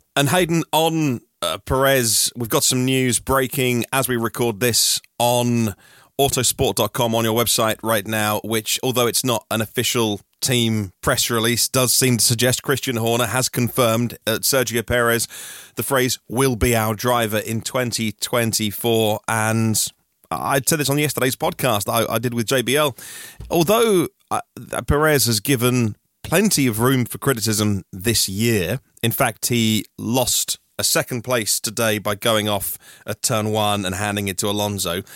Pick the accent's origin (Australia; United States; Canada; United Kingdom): United Kingdom; Norwich, East of England; I'm from Norwich